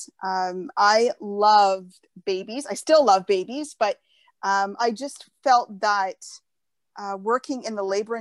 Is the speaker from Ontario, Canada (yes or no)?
yes; just outside of Sudbury, Ontario, Canada; now in Cambridge, Canada; I grew up actually just outside of Sudbury up north.